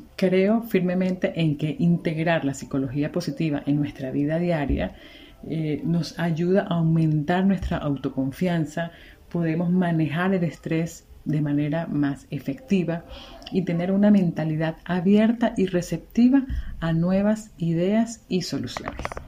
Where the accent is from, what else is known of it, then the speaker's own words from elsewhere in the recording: Venezuela; moved away as an adult; also born or lived in Margarita Island, Venezuela; now in Cuenca, Ecuador; venezolana, migrante, actualmente vivo en Cuenca, Ecuador